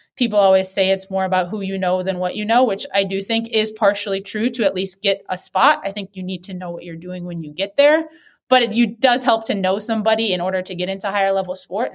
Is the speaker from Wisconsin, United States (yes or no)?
yes; Wisconsin, United States; moved away; I grew up in Wisconsin